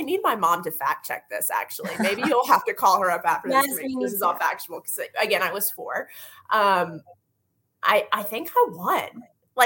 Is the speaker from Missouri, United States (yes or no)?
no; North Carolina, United States; growing up in North Carolina